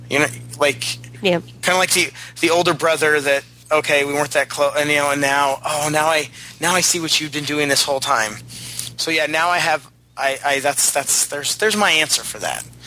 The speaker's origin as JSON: {"language": "English", "town": "San Diego", "region": "California", "country": "United States", "tie": "born or raised there", "said": "growing up in San Diego"}